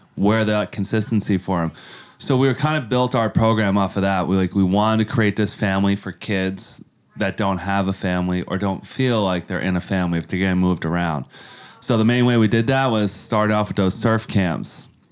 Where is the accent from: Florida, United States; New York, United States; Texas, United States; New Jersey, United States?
New York, United States; Yonkers; moved away as an adult; now in San Diego, United States; I grew up in Yonkers, New York, uh, my whole life, and I was there till I was about twenty-five, and I headed out to San Diego